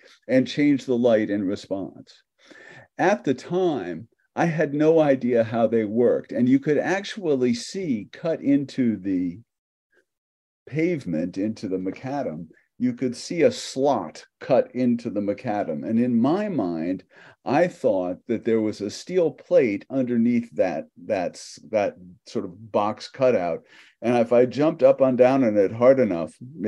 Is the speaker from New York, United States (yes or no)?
yes; New York City, New York, United States; moved away as an adult; also born or lived in Michigan / Palo Alto, California; I grew up in New York City